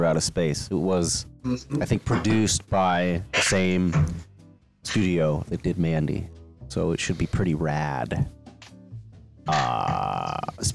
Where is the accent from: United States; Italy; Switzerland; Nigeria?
United States; Ohio; we're all from Ohio, even if we're not all in Ohio.